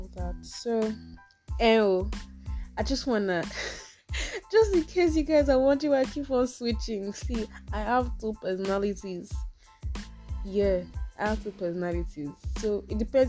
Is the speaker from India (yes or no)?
no; Osun, Nigeria; Okay, I'm Yoruba, if you have not guessed already. I'm from Osun.